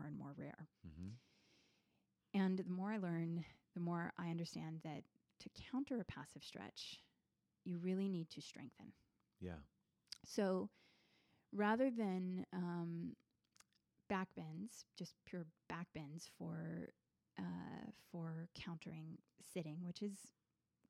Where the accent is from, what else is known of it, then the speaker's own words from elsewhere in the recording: Richmond, Virginia, United States; also born or lived in Washington, District of Columbia, United States; when I moved out of DC back to Richmond, Virginia, my hometown